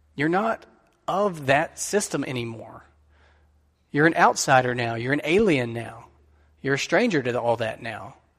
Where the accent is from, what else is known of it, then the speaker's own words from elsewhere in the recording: United States; us as American Christians